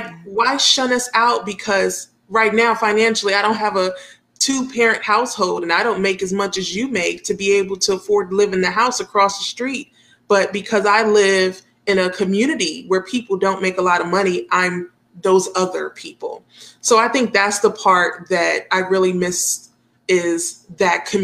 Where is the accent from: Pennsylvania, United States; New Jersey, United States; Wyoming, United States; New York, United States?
New York, United States; New York City; now in Dayton, United States; I was born in Brooklyn, New York, and we had one park down the street. Yeah, we concrete jungle, that's where I'm from